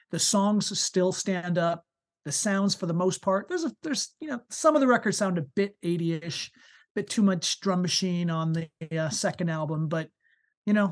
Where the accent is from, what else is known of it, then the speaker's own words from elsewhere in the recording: New York, United States; Uh, and I was born and brought up on the East Coast of the United States. So born and raised in New York to begin with.